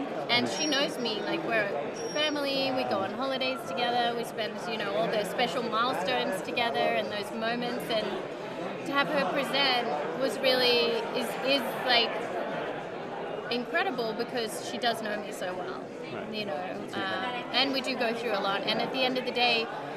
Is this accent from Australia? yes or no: yes; Australia; moved away as an adult; now in United States; I grew up in Australia, and I'm a country girl at heart